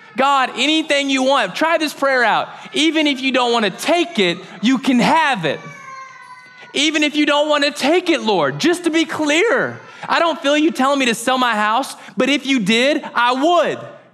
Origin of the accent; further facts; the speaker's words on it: United States; We're so American.